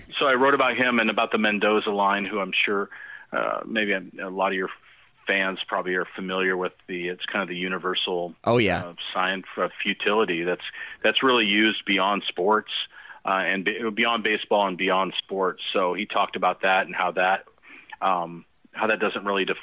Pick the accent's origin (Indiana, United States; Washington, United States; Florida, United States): Washington, United States; Seattle-Tacoma area, Western; I'm a native Washingtonian. I grew up in Western Washington, kind of in the Seattle Tacoma area